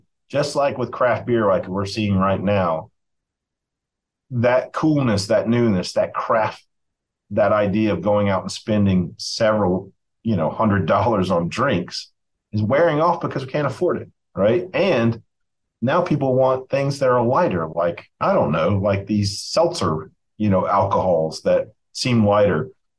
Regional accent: Appalachia, United States; And us is a weird word to use, as I say it to myself, as Appalachian folk.

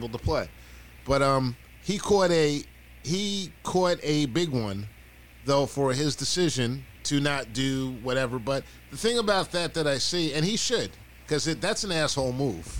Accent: United States; I grew up in this country

